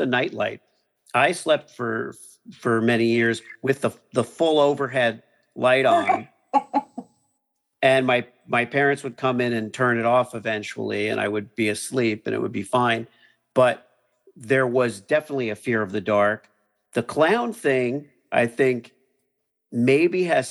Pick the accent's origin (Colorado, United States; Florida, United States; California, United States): Florida, United States; Miami; I grew up in Miami, which I thought was a wonderful place to kind of grow up